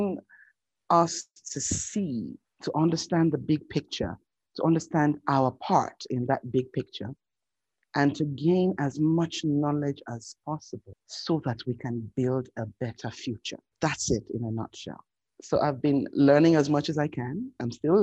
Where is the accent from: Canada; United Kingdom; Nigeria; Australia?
Nigeria; Lagos; moved away; I was born in Lagos, in the beautiful city that is the commercial capital of Nigeria.